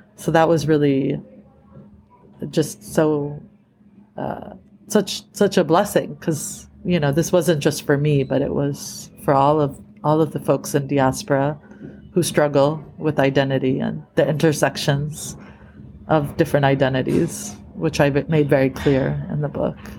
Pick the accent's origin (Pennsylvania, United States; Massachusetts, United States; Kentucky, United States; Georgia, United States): Massachusetts, United States; Boston; moved away as an adult; now in California, United States; I grew up in these small suburbs of Boston where it was primarily white